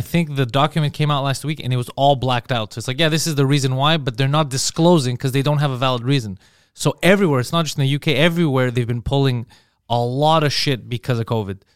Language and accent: English; Montreal, Quebec, Canada; I grew up, I was born in Montreal